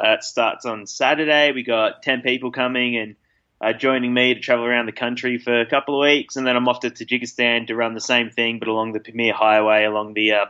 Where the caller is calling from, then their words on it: Bishkek, Chuy Region, Kyrgyzstan; Calling in from Bishkek, the capital city of Kyrgyzstan.